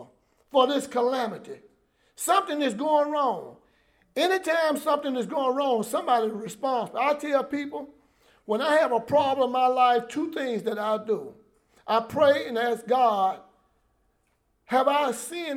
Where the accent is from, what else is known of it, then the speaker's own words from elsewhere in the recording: New Orleans, Louisiana, United States; I'm from the Claiborne Homes, and where we are ministering now, I'm a rock throw from where I was raised up